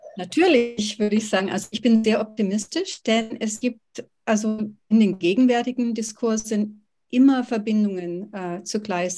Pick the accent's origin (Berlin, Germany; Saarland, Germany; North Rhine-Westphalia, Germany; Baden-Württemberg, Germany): Baden-Württemberg, Germany; Oberkochen; moved away as an adult; also born or lived in Tübingen / California; now in Georgetown, United States; in der Schule hier am Gymnasium in Oberkochen, wo ich aufgewachsen bin